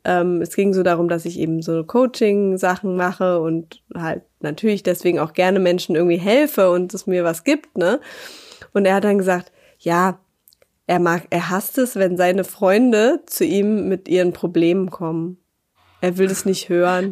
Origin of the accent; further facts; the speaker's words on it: Berlin, Germany; moved away; in meine Heimat nach Berlin